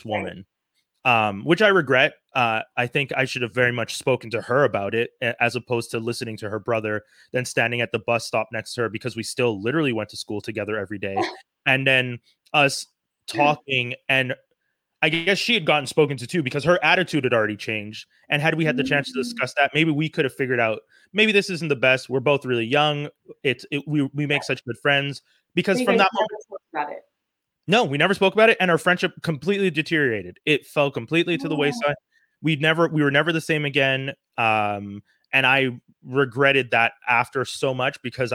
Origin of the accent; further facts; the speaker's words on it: Montreal, Quebec, Canada; I grew up in Montreal. I grew up in Côte d'Neige